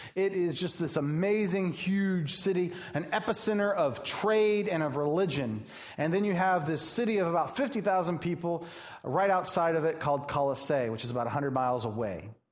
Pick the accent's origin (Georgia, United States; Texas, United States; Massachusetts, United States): Georgia, United States; Atlanta; now in Joliet, United States; I'm from Atlanta